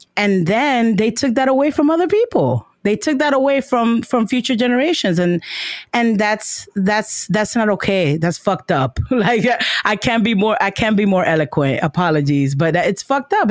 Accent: New York City, New York, United States; moved away; I'm from Washington Heights

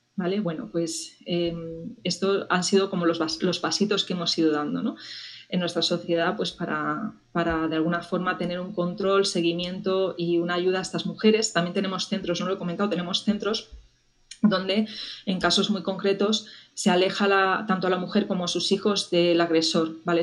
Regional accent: Spain; en mi país

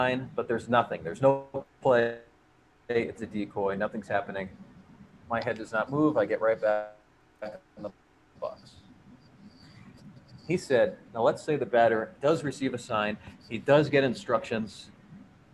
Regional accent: Canton, Massachusetts, United States; the only pitcher in Major League history from Canton, Massachusetts, my hometown

